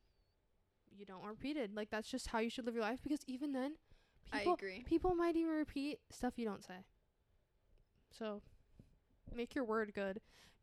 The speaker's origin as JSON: {"language": "English", "region": "North Carolina", "country": "United States", "said": "I'm from North Carolina. We just say yes, sir, yes, ma'am to everything."}